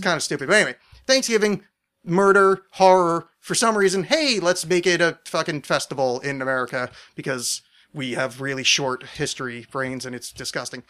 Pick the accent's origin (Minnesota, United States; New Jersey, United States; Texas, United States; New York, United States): New Jersey, United States; I was raised in New Jersey